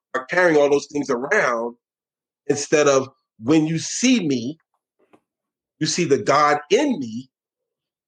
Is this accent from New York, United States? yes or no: yes; New York City, New York, United States; I was born and raised in New York City.